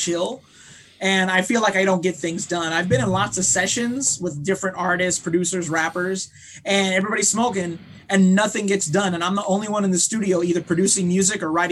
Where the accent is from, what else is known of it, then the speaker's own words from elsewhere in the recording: Long Beach, California, United States; I was born in Long Beach, California